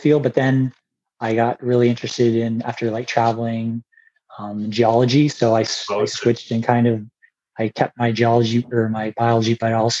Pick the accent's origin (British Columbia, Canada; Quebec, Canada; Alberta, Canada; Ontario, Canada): Ontario, Canada; Puce; I grew up in the area just like you. I grew up in Puce